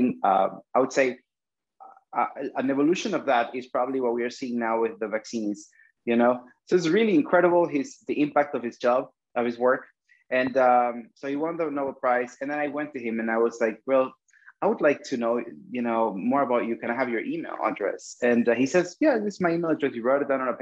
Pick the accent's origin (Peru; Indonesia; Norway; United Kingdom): Peru; English is a second language; moved away as an adult; also born or lived in Cuba; I come from Peru. And in Peru, when I was 14 years old, was a country that was just coming back from an era of terrorism and dictatorship